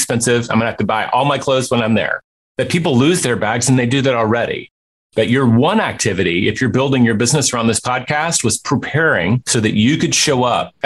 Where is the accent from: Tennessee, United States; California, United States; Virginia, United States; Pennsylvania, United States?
Tennessee, United States; Memphis; Memphis, my hometown